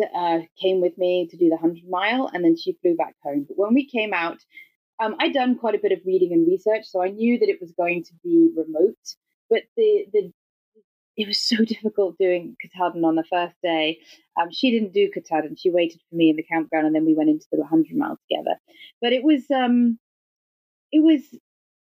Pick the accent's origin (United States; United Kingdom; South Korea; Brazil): United Kingdom; England; accent: English; my English accent and being British